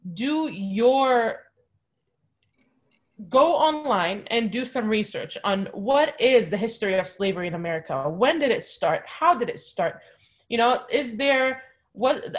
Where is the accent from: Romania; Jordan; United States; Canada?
Jordan; moved away; my family's Palestinian, but I was born and raised in Jordan